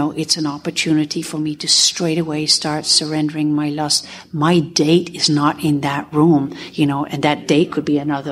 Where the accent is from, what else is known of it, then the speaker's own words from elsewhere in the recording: Netherlands; I'm a sexaholic from Holland